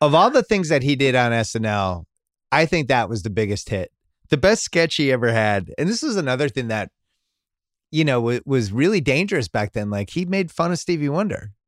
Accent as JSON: {"language": "English", "region": "New England", "country": "United States", "tie": "born or raised there", "said": "little white kid growing up in New England"}